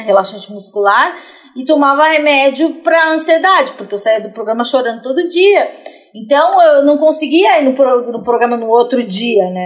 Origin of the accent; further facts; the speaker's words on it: São Paulo, Brazil; sou da periferia de São Paulo